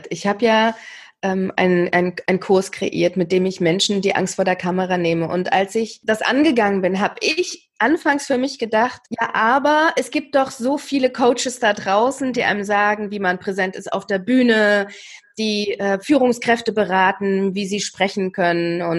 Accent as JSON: {"language": "German", "region": "East Germany", "country": "Germany", "said": "ich komme ja aus dem Osten, also aus der mhm. ehemaligen DDR, eine AG besuchen"}